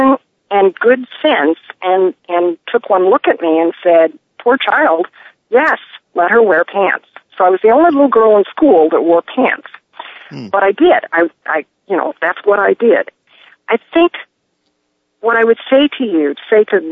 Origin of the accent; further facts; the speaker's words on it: Phoenix, Arizona, United States; I grew up in Phoenix